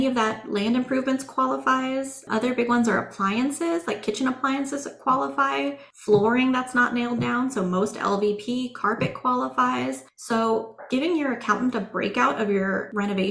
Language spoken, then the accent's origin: English; Central Oregon, United States; I grew up in Central Oregon